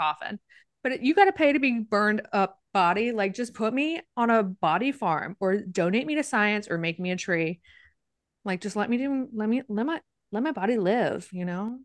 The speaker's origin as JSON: {"language": "English", "town": "Winston", "country": "United States", "tie": "born or raised there", "also_born_or_lived": "Little Rock", "moved": "yes", "said": "I grew up in Winston, it's not really that small"}